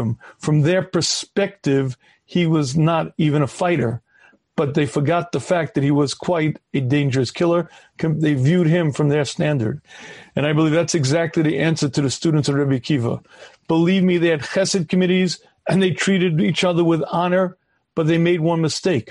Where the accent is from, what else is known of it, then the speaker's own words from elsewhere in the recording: United States; I was a regular kid growing up in the United States of America